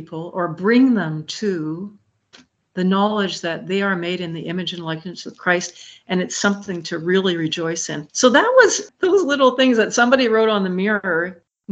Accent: Montreal, Quebec, Canada; moved away; also born or lived in Muskegon, Michigan; I'm from Montreal

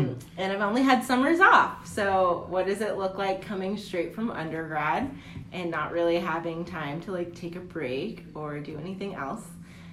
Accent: Texas, United States; I'm from Texas.

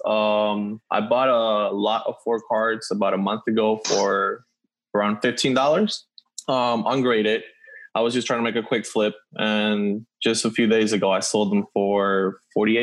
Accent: Venezuela; I'm from Venezuela

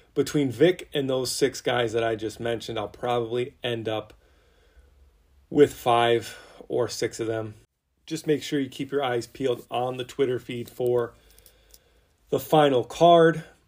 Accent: a little bit north of Philly, Pennsylvania, United States; I'm from a little bit north of Philly. I'm not gonna say I'm from Philly, but Pennsylvania, northern-ish

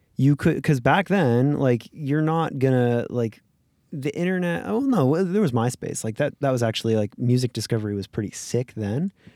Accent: Florida, United States; now in Los Angeles, United States; I grew up in Florida

